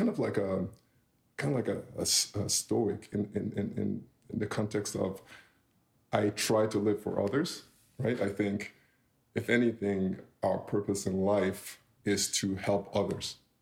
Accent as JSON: {"language": "English", "country": "Nigeria", "tie": "born or raised there", "moved": "yes", "lives_now": "Canada", "said": "as a kid growing up in Nigeria"}